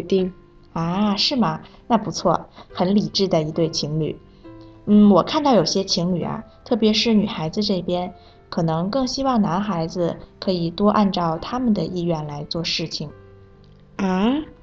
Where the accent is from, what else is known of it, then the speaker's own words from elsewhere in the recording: Zimbabwe; Chinese is a second language; moved away; 我是来自津巴布韦的